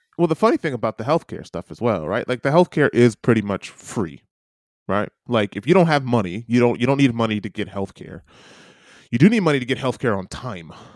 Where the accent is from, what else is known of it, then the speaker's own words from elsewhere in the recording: United States; now in New Zealand; I'm an American.